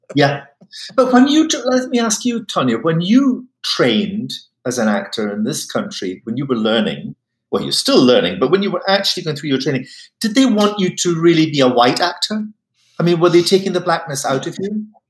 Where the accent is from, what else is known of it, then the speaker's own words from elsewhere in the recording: Highlands of Scotland, United Kingdom; I come from the Highlands of Scotland, it can be very cold